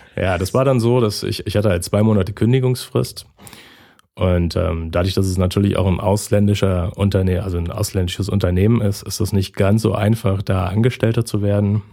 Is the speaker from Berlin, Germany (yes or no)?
yes; Berlin, Germany; moved away as an adult; now in Lübeck, Germany; ich bin äh, gebürtiger Berliner und äh, wohne jetzt seit fünf Jahren oben im hohen Norden Deutschlands in Lübeck